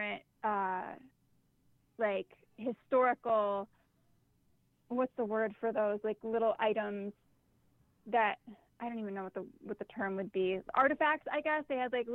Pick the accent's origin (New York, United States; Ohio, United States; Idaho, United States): New York, United States; Boston; moved away; I grew up out near Buffalo. I grew up in a very small town called Boston, New York